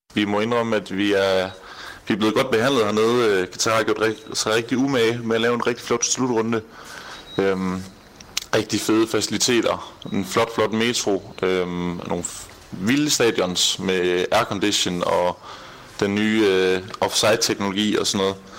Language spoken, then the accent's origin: Danish; Denmark; moved away as an adult; now in Doha, Qatar; nu kommer vi selvfølgelig fra Danmark af